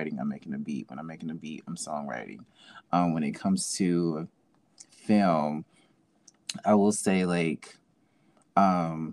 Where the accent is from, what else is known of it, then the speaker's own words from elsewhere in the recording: Jackson, Mississippi, United States; I'm from Jackson, Mississippi, and I am a creative